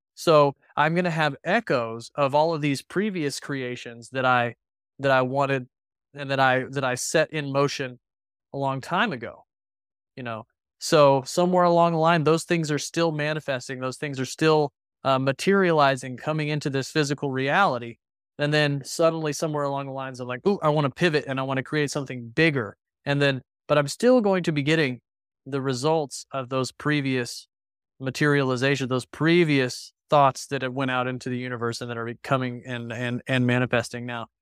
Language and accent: English; Texas Panhandle, United States; growing up in the Texas Panhandle